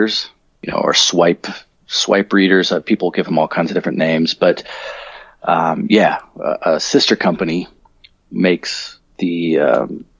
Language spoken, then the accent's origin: English; Colorado, United States; moved away as an adult; now in Australia; I grew up in Colorado. That's where I'm originally from.